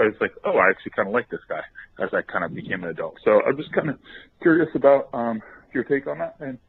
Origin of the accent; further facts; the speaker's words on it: Ann Arbor, Michigan, United States; now in Stamford, United States; I grew up in Ann Arbor, grew up a Michigan fan.